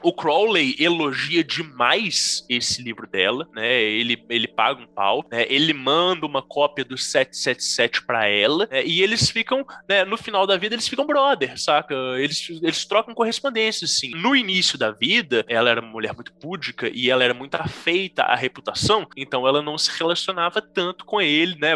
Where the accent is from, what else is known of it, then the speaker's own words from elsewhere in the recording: Brazil; a gente, enquanto brasileiros